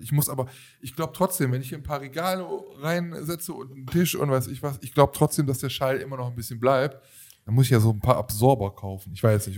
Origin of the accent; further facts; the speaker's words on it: Germany; wir jetzt als Deutsche.